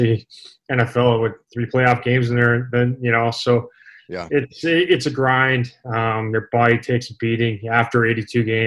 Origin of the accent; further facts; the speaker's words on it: Saskatchewan, Canada; growing up in Saskatchewan, there's an outdoor rink just about at every school